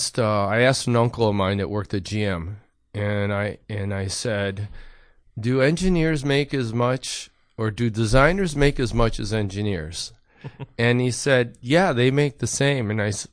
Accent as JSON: {"language": "English", "town": "Detroit", "region": "Michigan", "country": "United States", "tie": "born or raised there", "said": "but I think growing up in Detroit, you know, gives you a nice kind of like patina or edge."}